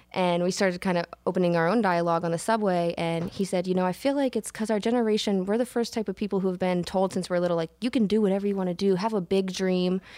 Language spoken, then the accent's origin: English; Williamsburg, Virginia, United States; also born or lived in upstate New York; I grew up in Williamsburg, Virginia